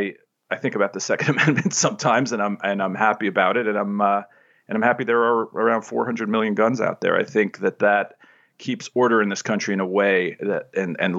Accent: New York City, New York, United States; I grew up in New York City where we weren't allowed to have guns

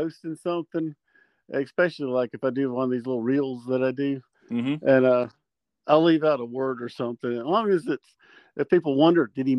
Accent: South Carolina, United States; born there; also born or lived in Alaska / Germany; Probably South Carolina, because that's where he met my mom at Fort Jackson, and that's where I was bo

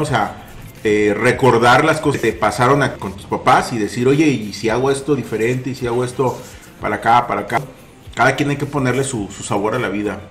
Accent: Mexico; si algo tenemos nosotros como mexicanos, lo decíamos, somos muy chambeadores

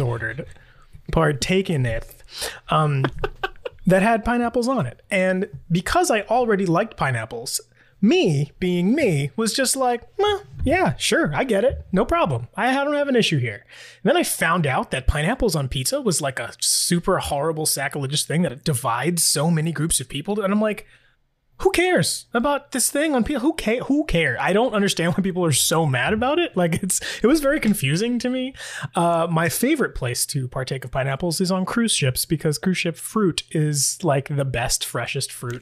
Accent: New York City, New York, United States; now in Florida, United States; I am from New York City. That's where I grew up

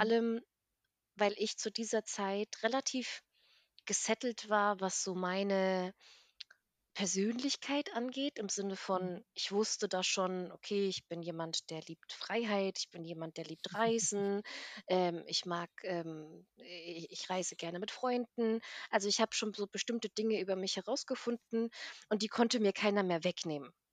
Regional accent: Bassum, Lower Saxony, Germany; also born or lived in Armenia / East Germany; bin dann nach Norddeutschland gezogen und dort bin ich auch aufgewachsen, eigentlich in einem ganz süßen kleinen, ähm, Städtchen namens Bassum

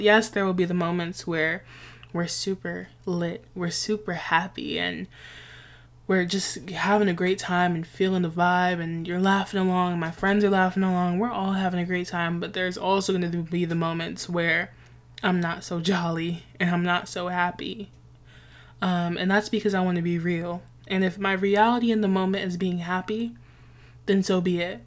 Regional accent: New York City, New York, United States; I grew up in a very West Indian neighborhood. I'm from Nueva York, New York City

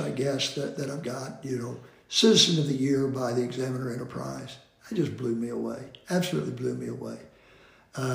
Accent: Bartlesville, Oklahoma, United States; born or raised there

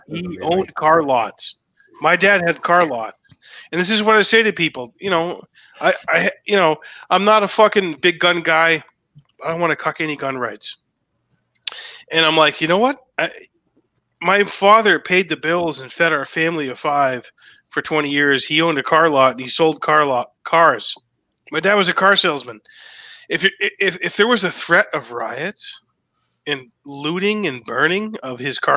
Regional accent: Massachusetts, United States; I was born in Massachusetts

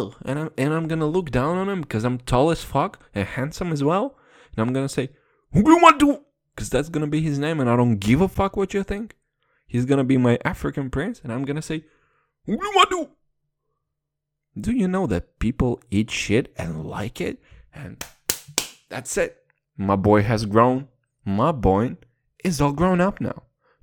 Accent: United Kingdom; And once again, I'm British, fucked up the whole reference.

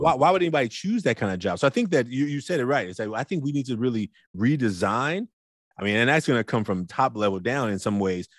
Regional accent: Oakland, California, United States; as a big boy growing up in Oakland

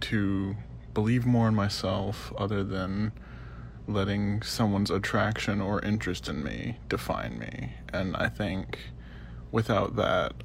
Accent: Texas, United States; I'm from Texas

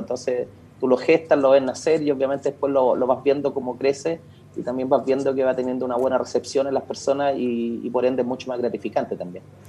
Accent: Santiago, Santiago Metropolitan Region, Chile; yo soy residente de la Comuna Independencia. Soy, bueno, mi familia llegó acá, mi abuelo, llegaron en la década de los 30

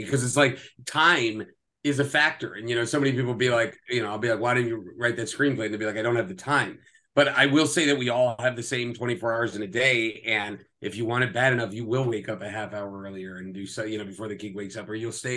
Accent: New Jersey, United States; moved away as an adult; also born or lived in Red Bank, New Jersey / New York City; now in Los Angeles, United States; I grew up in Jersey, and I was born and raised in Jersey. I was born in Red Bank and then grew up in like Hunterdon County

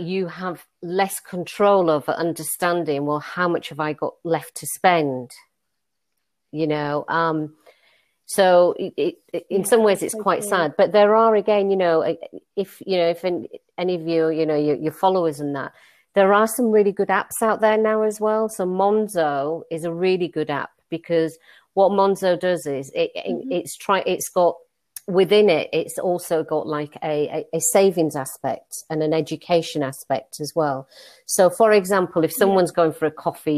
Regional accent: Leeds, Yorkshire and the Humber, United Kingdom; accent: northern; I'm from Leeds, you probably can tell by my northern accent, and Leeds has got a really famous big market, and I used to work in the markets

